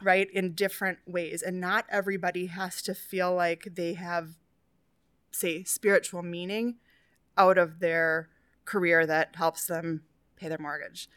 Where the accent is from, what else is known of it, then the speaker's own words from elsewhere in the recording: New Hope, Minnesota, United States; I grew up in New Hope, which is, like, kind of on the border of, like, Golden Valley